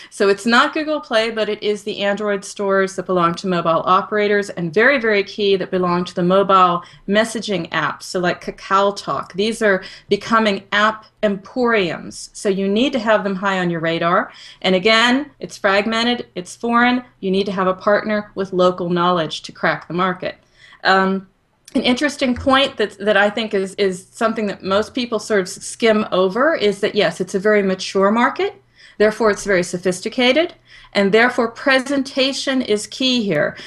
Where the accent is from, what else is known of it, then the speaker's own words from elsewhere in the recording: United States; as an American